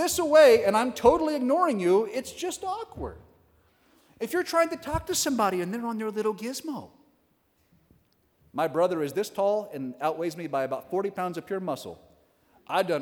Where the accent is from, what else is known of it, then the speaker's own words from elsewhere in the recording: Western Oklahoma, United States; I'm from Western Oklahoma. There's one parish in the county, so we had a hike to get there.